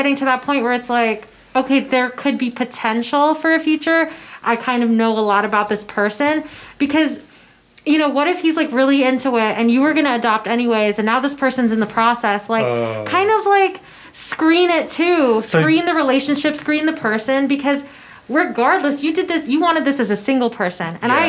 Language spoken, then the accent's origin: English; Philippines; Because we're both fluent in Tagalog, because we're both Filipino.